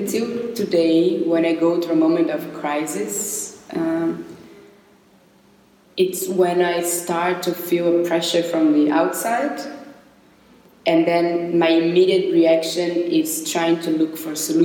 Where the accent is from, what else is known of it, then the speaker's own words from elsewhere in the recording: São Paulo, Brazil; moved away as an adult; also born or lived in Barcelona; now in Berlin, Germany; I was born in Brazil and I lived my whole life in São Paulo.